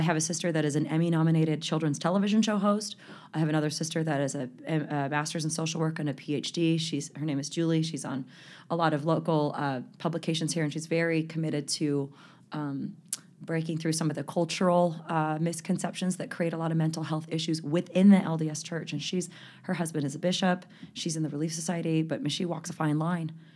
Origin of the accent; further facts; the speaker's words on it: Salt Lake City, Utah, United States; also born or lived in San Fernando Valley, California; he moved us all here in nineteen eighty-six. I was nine years old.